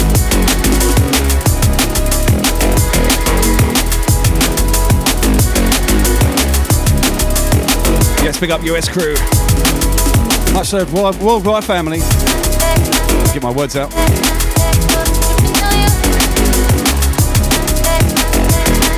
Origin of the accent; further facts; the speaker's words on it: Dudley, West Midlands, United Kingdom; accent: Dudley; I'm from Dudley